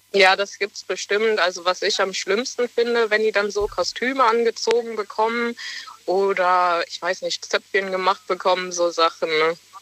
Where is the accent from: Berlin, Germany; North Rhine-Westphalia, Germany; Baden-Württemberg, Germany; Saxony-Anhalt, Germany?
North Rhine-Westphalia, Germany; near Bonn; Aus äh, ja, Richtung Bonn